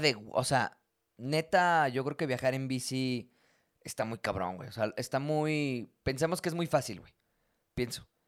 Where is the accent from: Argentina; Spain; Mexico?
Mexico; La Huasteca; En mi familia que somos de la Huasteca